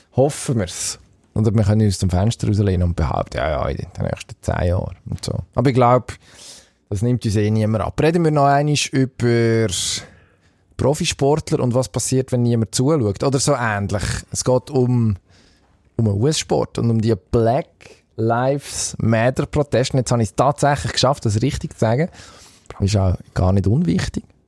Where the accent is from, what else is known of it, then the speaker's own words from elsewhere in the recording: Switzerland; als Schweizer